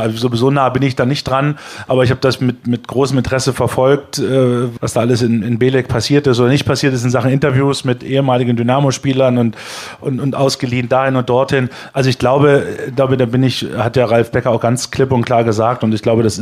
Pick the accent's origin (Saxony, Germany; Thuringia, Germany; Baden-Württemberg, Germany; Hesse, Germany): Saxony, Germany; Niesky; Wir haben ja da dieses unfassbare Pokalspiel aus Niski übertragen, aus meiner Heimat